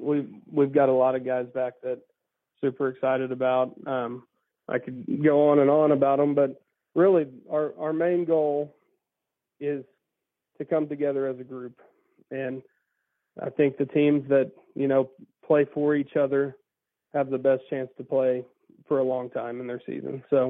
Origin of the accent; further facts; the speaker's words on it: McAlester, Oklahoma, United States; I'm from McAllister, okay. Southeastern Oklahoma.